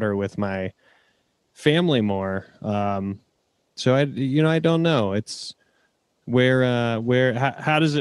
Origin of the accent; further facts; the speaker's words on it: Greenville, United States; moved away; my hometown of Greenville